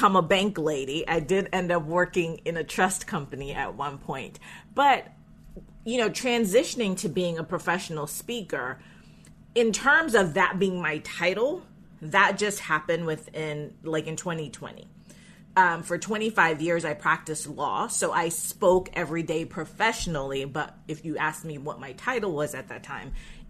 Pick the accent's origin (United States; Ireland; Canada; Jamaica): Jamaica; I was born in Jamaica